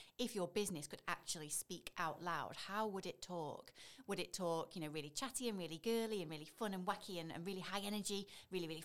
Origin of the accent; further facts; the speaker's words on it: Leek, West Midlands, United Kingdom; also born or lived in Stoke-on-Trent; I'm from Stoke. I grew up in Leek.